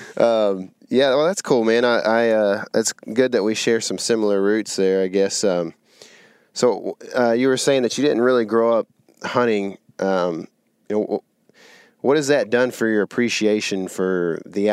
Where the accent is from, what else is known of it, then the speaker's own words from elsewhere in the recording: Lake Fork, Texas, United States; We grew up out here on Lake Fork